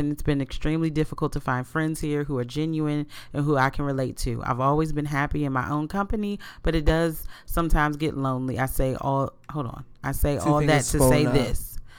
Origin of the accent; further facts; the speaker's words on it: London, United Kingdom; I'm a black girl that was born and raised in South London, UK.